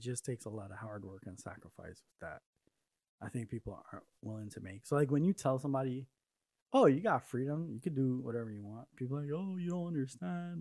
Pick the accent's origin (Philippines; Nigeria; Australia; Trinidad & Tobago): Trinidad & Tobago; also born or lived in New York; now in Arizona, United States; I grew up in Trinidad with my mom's side of the family, and I didn't want to move to New York